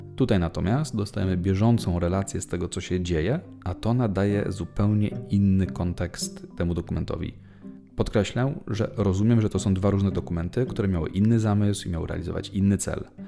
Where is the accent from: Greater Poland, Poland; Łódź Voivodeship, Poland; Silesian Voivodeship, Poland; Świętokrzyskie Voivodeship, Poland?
Greater Poland, Poland; Leszno; jako rodowity leszczynianin